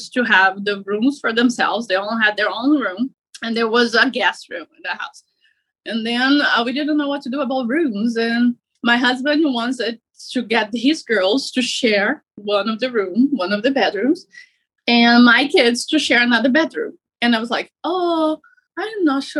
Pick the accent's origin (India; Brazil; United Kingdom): Brazil; moved away as an adult; now in United States; I am from overseas. I'm from Brazil. So I moved here to the United States to be with my mom